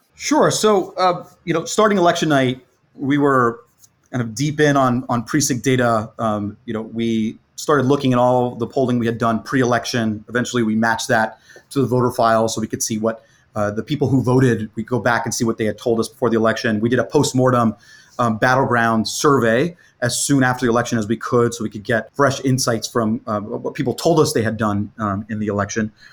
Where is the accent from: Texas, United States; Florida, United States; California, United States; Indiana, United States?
Florida, United States; my home state of, uh, of Florida, and I'm, I'm talking to you from, um, Miami right now